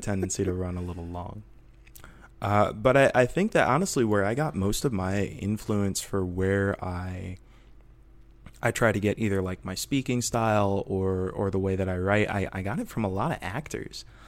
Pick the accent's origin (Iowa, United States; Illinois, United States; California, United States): Illinois, United States; Rockford; now in Portland, United States; I'm from Northern Illinois originally, and, uh, I was, uh, uh, raised in, uh, Rockford